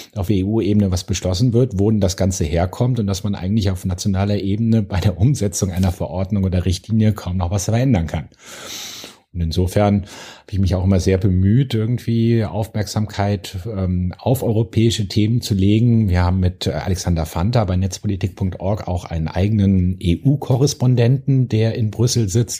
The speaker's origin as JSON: {"language": "German", "town": "Bonn", "region": "North Rhine-Westphalia", "country": "Germany", "tie": "born or raised there", "said": "ich komme aus Bonn"}